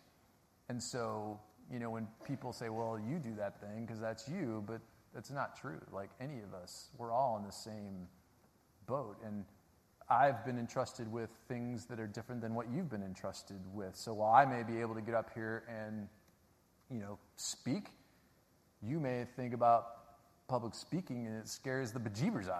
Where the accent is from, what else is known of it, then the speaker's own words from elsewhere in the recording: Chicago, Illinois, United States; my school was like featured as the worst inner city school in Chicago